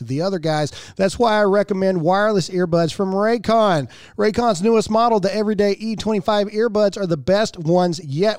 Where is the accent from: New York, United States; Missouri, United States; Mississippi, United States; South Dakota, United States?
Mississippi, United States; I'm from Mississippi